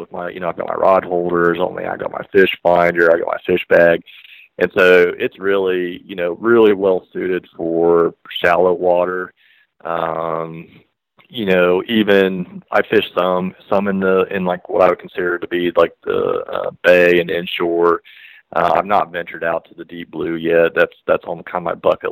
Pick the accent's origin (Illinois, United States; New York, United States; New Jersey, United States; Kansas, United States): Kansas, United States; now in Columbia, United States; I'm actually from Kansas originally